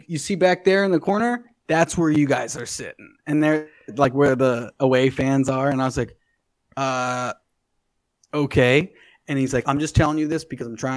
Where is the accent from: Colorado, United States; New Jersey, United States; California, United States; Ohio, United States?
Ohio, United States; Cincinnati; moved away as an adult; also born or lived in Chicago; now in Los Angeles, United States; I loved, obviously, growing up in Cincinnati, but, you know, came up my adult years in Chicago.